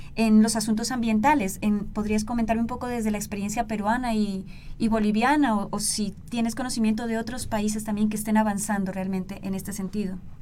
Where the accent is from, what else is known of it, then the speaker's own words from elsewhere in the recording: southern Colombia, Colombia; now in Guatemala; yo soy de Colombia, del sur de, Colombia